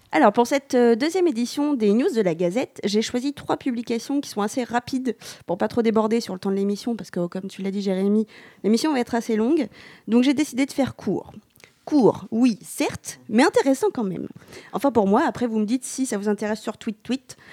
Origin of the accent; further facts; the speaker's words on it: Normandy, France; on est normand